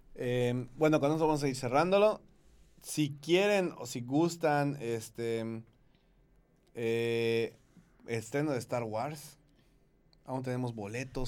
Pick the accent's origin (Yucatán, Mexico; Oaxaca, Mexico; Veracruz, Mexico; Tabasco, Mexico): Yucatán, Mexico; todos aquí somos, somos yucatecos, más yucatecos que el panucho y el salbut.